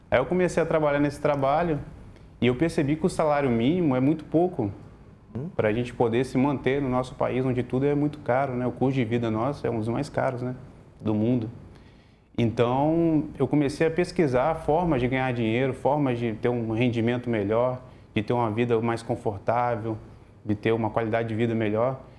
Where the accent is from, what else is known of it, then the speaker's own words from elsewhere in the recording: Viana, Brazil; eu tenho 33 anos, sou morador de Viana